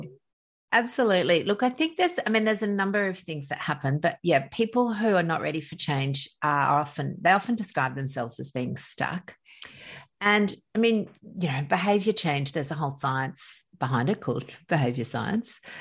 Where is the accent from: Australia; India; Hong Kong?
Australia; accent: Australian; I'm from Australia. You can probably tell by my accent.